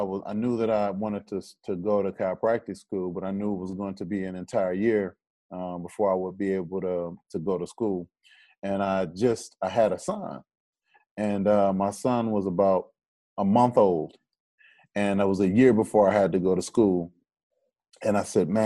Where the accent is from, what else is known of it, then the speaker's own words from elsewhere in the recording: Detroit, Michigan, United States; I'm from Detroit